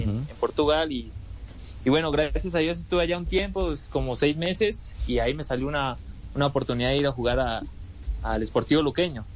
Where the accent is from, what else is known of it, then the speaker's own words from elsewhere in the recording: Colombia; now in Peru; mi tierra eh, y bueno, en Colombia